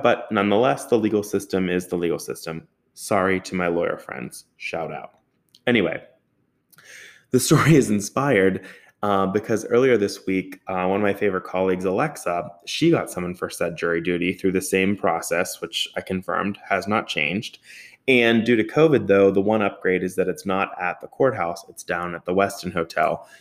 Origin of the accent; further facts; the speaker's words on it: Pleasant Hills, Pennsylvania, United States; also born or lived in Robinson; I grew up in Pleasant Hills